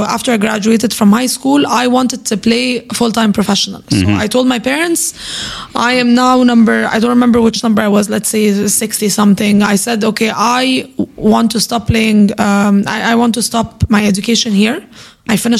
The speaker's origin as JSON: {"language": "English", "country": "Egypt", "tie": "born or raised there", "said": "I grew up in Egypt"}